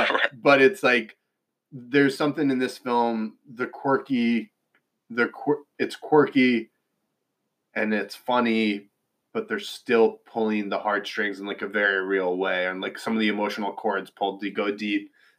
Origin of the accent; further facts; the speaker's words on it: New York, United States; And yeah, we're from New York.